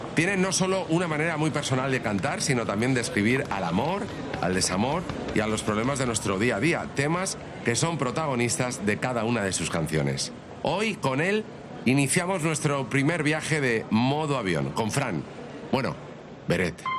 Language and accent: Spanish; Alicante, Valencian Community, Spain; yo es verdad que soy de Alicante y, y yo he vivido con el mar siempre.